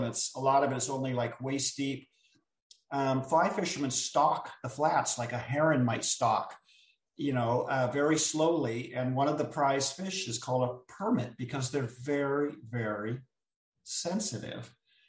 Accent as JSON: {"language": "English", "country": "Jamaica", "lives_now": "Florida, United States", "said": "And I'm from Jamaica. I'm living in Florida right now. And I was getting ready to go back and visit my family."}